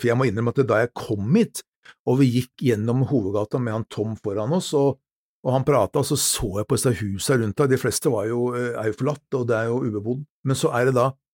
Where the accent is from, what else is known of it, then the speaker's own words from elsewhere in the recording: Norway; som nordmann